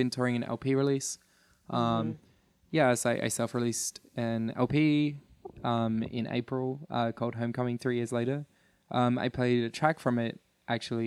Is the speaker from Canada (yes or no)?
no; Adelaide, South Australia, Australia; I'm from Adelaide, Australia.